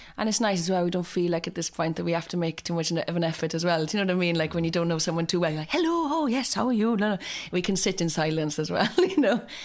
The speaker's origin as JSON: {"language": "English", "area": "North Pembrokeshire", "region": "Wales", "country": "United Kingdom", "tie": "born or raised there", "also_born_or_lived": "Carmarthenshire", "said": "I'm from a t, very small, uh, village called Llanwynio, which is actually in Carmarthenshire. But I kind of always say that I'm from North Pembrokeshire."}